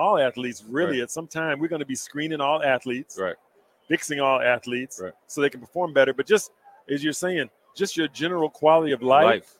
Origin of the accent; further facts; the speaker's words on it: Dallas, Texas, United States; also born or lived in Beaumont, Texas; I was born in Beaumont, Texas, and I grew up in Dallas.